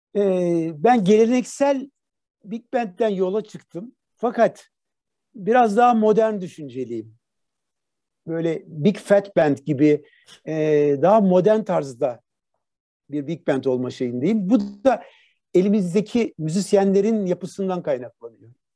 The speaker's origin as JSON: {"language": "Turkish", "country": "Turkey", "tie": "born or raised there", "also_born_or_lived": "Netherlands / Boston, United States", "moved": "as an adult", "said": "kendi memleketimde bu işi yapmak"}